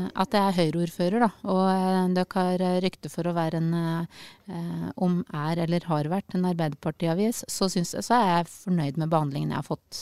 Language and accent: Norwegian; Øyer, Innlandet, Norway; moved away as an adult; also born or lived in Tromsø / Oslo; now in Sørumsand, Norway; Jeg er jo fra Øyer